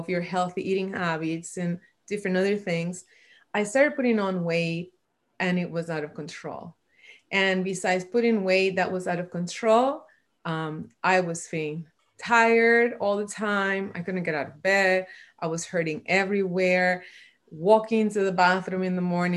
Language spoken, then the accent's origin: English; Puerto Rico; I was born and raised in Puerto Rico